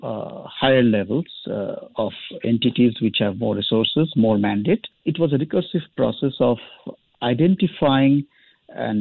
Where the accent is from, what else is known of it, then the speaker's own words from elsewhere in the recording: India; I'm from India